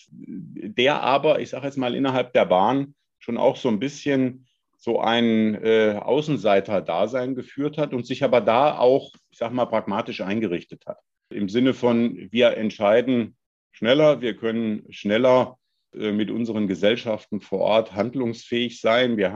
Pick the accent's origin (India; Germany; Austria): Germany; Hesse; ich komme ich komm selber vom Lande, aus Nordhessen.